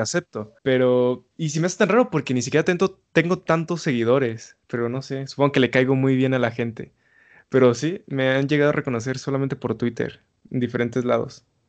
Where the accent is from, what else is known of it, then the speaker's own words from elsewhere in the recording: Mexico City, Mexico; soy de la Ciudad de México